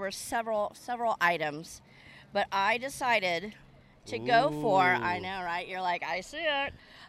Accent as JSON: {"language": "English", "town": "Corpus Christi", "region": "Texas", "country": "United States", "tie": "born or raised there", "said": "Corpus Christi is my hometown"}